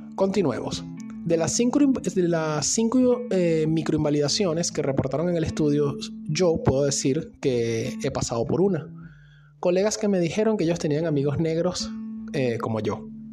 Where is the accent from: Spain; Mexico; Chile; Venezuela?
Venezuela; now in Argentina